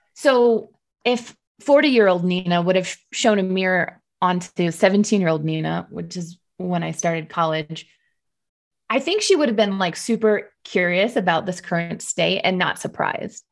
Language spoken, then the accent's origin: English; Detroit, Michigan, United States; I was working in Detroit, my hometown